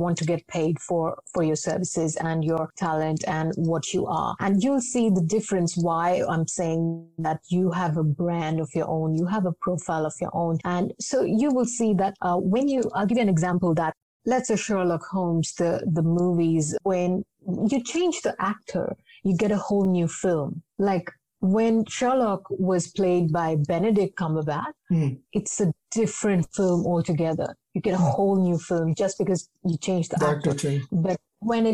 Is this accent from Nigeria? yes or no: no; Jamshedpur, Jharkhand, India; moved away as an adult; also born or lived in Mumbai; I was born in Jamshedpur. I completed my school there